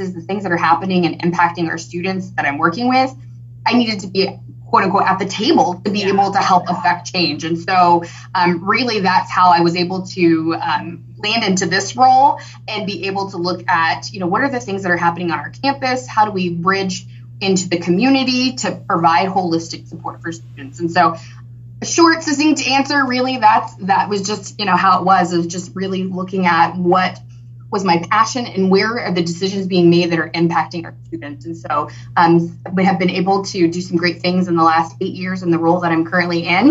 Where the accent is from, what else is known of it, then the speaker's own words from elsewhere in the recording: Hutchinson, Kansas, United States; moved away as an adult; now in Wichita, United States; originally I'm born and raised in Hutchinson, Kansas, not far. I'm a transplant to Wichita.